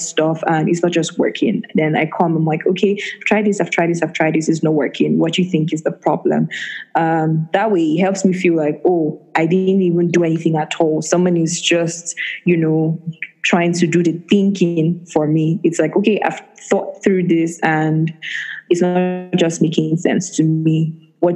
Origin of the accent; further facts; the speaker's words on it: Nigeria; as a Nigerian woman in tech